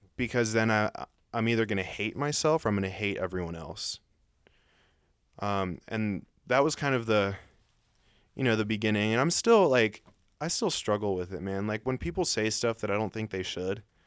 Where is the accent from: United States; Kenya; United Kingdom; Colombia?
Colombia; moved away; I was born in Colombia and I look tan and I speak Spanish